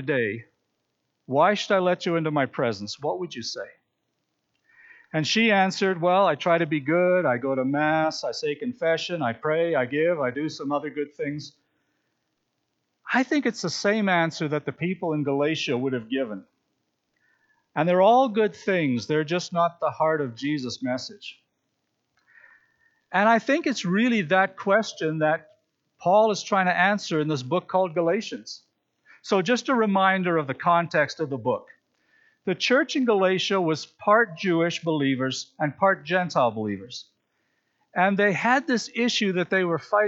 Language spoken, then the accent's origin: English; Regina, Saskatchewan, Canada; I grew up in Regina